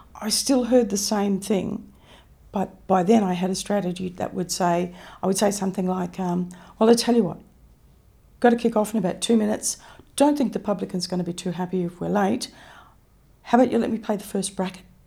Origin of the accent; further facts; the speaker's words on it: Mount Isa, Queensland, Australia; I grew up in Mount Isa. I was actually born out in Mount Isa